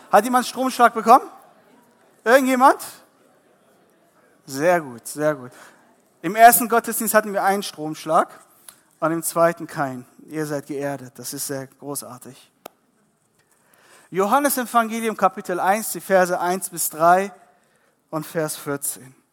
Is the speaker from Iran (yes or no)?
yes; Iran; born there; Ihr müsst verstehen, ich bin gebürtiger Iraner.